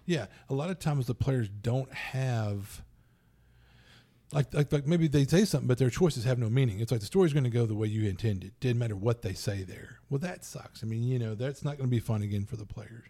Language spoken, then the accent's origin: English; Louisiana, United States; I'm from Louisiana